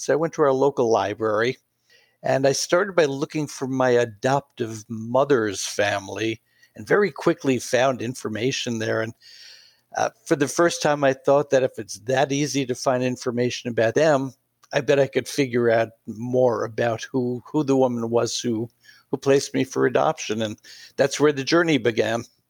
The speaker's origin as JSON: {"language": "English", "town": "New York City", "region": "New York", "country": "United States", "tie": "born or raised there", "also_born_or_lived": "Atascocita, Texas / Pittsburgh", "moved": "as an adult", "said": "I grew up in New York City"}